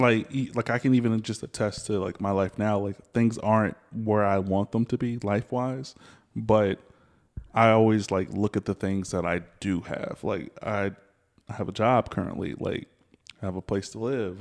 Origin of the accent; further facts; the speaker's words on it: the South, United States; I'm from the South